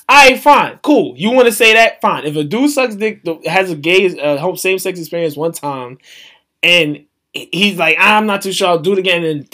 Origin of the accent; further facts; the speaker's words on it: United States; I'm American, but my parents are Jamaican